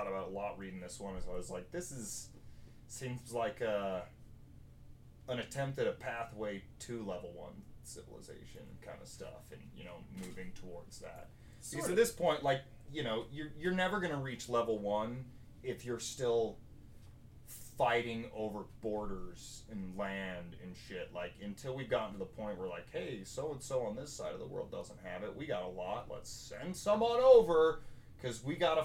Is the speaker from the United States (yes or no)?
yes; United States